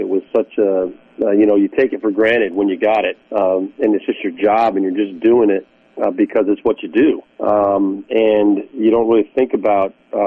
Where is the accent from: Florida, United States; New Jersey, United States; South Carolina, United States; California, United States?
California, United States; Southern; the Rams were my hometown team out in Southern California